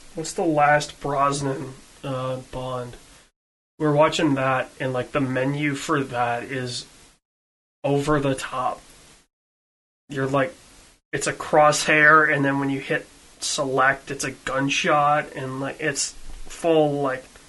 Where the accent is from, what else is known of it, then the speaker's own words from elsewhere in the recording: Western Michigan, United States; where I grew up in in Western Michigan